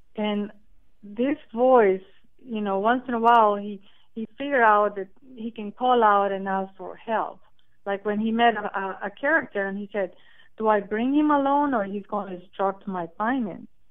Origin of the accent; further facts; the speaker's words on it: Costa Rica; moved away as an adult; now in United States; Well, I'm originally from Costa Rica. I've been in, in the United States for 30 years